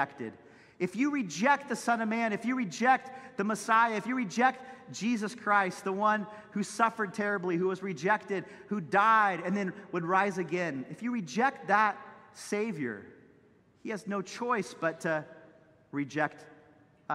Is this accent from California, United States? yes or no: yes; Santa Cruz, California, United States; Chip Ingram, who was my pastor growing up in Santa Cruz